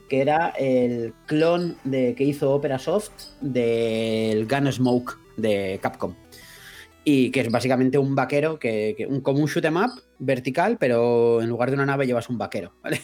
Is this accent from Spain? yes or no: yes; Mallorca, Balearic Islands, Spain; nosotros somos de Mallorca todos